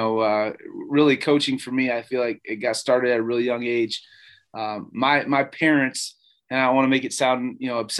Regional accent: Parkersburg, Iowa, United States; growing up in the Appleton Parkersburg community

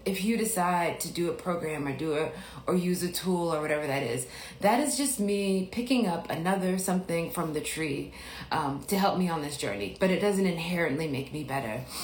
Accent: Biloxi, Mississippi, United States; moved away; I'm from Mississippi

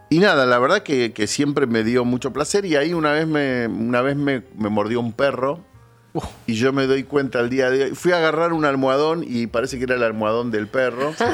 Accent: Buenos Aires, Argentina; en Floresta crecí

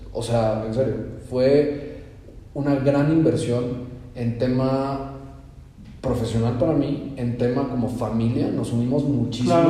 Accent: Mexico; moved away; siendo mexicanos

